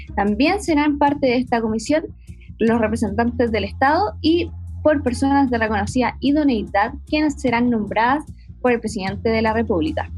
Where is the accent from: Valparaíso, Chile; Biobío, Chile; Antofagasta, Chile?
Valparaíso, Chile; San Antonio; yo soy de San Antonio, de la región de Valparaíso